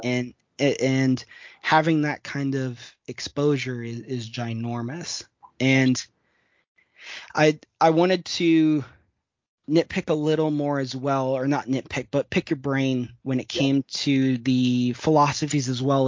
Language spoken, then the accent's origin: English; Midwest, United States; I'm even from the Midwest as well.